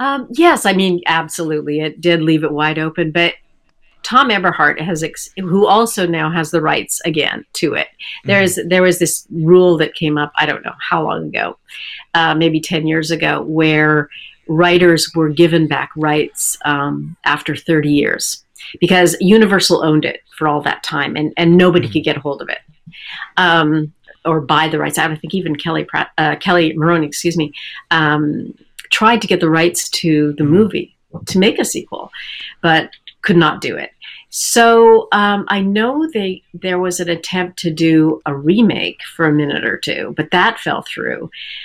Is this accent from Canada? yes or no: yes; Canada; it was shot in Vancouver, and I'm Canadian.